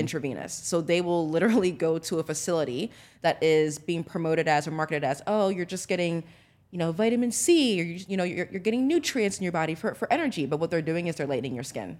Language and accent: English; United States; growing up in America, in corporate America